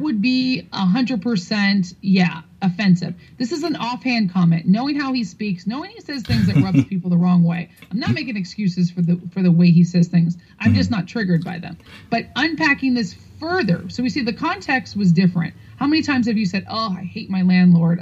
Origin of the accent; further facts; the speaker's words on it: New York City, New York, United States; I'm from New York City